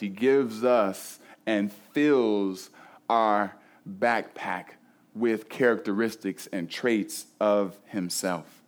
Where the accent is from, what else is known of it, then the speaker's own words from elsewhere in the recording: Cleveland, Ohio, United States; I grew up in Cleveland